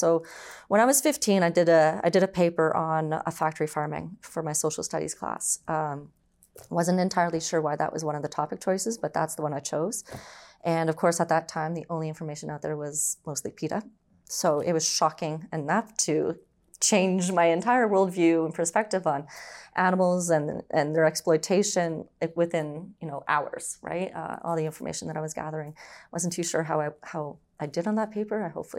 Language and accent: English; Brampton, Ontario, Canada; also born or lived in Orangeville; I was born and raised in Ontario. So I was born in Orangeville. And then eventually we moved to Brampton.